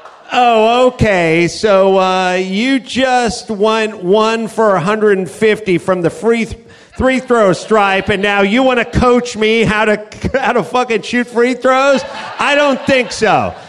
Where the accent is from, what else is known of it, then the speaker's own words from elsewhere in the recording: California, United States; I'm from California